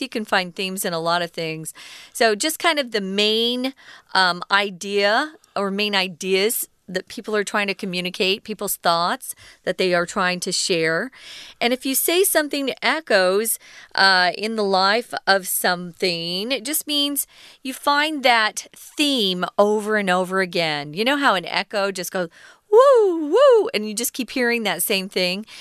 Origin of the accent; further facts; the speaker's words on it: Arizona, United States; moved away; also born or lived in New York; I grew up in Arizona. We're right close to Mexico